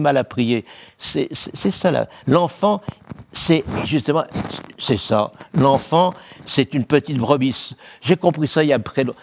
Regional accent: Valenciennes, Hauts-de-France, France; Je suis né à Valenciennes

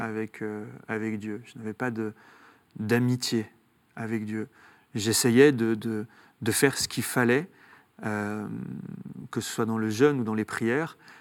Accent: Saint-Étienne, Auvergne-Rhône-Alpes, France; Je viens de Saint-Étienne, donc, de, parents algériens. on a grandi dans un quartier ouvrier

